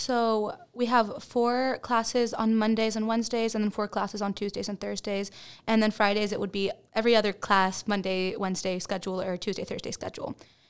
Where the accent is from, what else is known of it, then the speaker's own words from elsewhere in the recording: Dominican Republic; also born or lived in Dallas area; now in Baytown, United States; I am not from Baytown. I'm from Dominican Republic, and then I lived in the Dallas area, and then I came to Baytown.